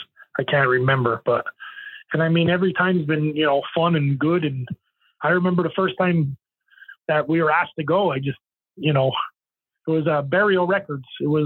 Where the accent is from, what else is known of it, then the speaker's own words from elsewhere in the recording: Manitoba, Canada; headlining. we're from Manitoba, you know what I mean?